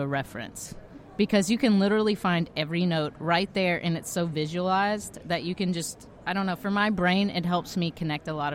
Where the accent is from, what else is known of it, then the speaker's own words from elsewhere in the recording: Texas, United States; also born or lived in Houston, Texas; now in Alabama, United States; I was born in Texas